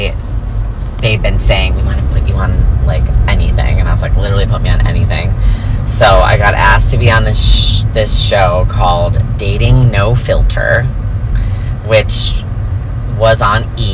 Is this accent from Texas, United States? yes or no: no; New York, United States; now in Los Angeles, United States; I'm such and such age, and I'm from New York